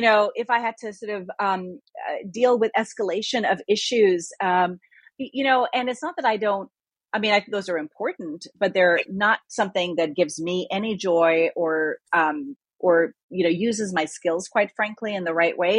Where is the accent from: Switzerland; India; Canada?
India; also born or lived in Nigeria; now in United States; I'm originally from India and lived in Nigeria and came here.